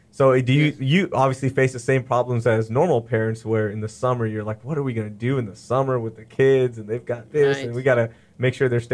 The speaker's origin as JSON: {"language": "English", "town": "Sugar Land", "region": "Texas", "country": "United States", "tie": "born or raised there", "said": "And I grew up here in Sugar Land, so, you know, using 59 all the time and all that good stuff."}